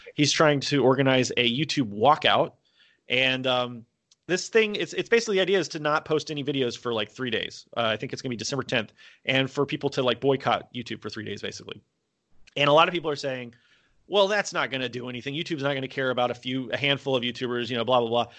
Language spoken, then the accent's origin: English; United States; moved away as an adult; also born or lived in South Korea; now in Vietnam